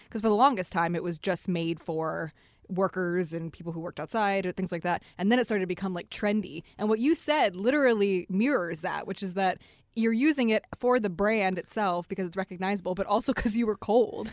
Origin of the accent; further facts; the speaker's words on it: Detroit, Michigan, United States; also born or lived in East Lansing; I'm from Detroit. I was born and raised here.